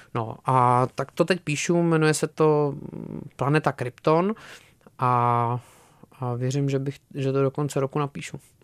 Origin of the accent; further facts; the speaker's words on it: Czechia; jako Češi trošku nemáme co říct